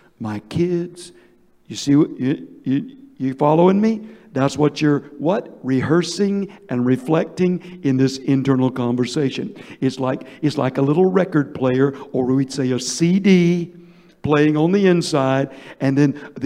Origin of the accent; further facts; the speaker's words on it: Georgia, United States; I'm from Georgia. We've got what you call sweet tea